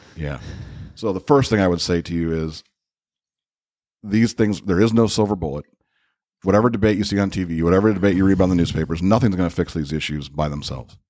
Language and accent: English; Crown Point, Indiana, United States; I grew up in Crown Point.